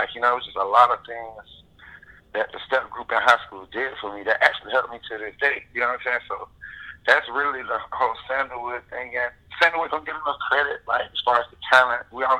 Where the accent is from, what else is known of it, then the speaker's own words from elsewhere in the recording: Jacksonville, Florida, United States; I'm actually from the south side.